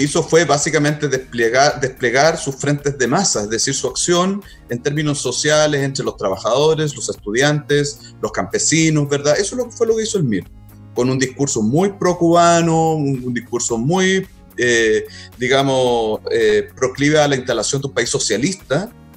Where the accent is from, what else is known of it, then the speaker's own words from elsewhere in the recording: Concepción, Biobío, Chile; yo también soy penquista